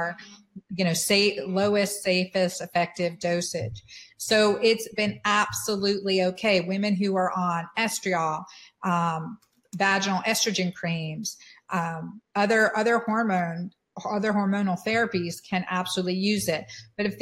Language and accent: English; United States; as American women being educated